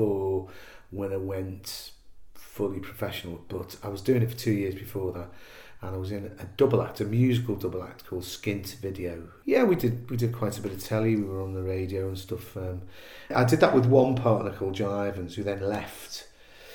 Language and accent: English; Liverpool, North West England, United Kingdom; moved away as an adult; I came down from Liverpool to go to college, and then I went back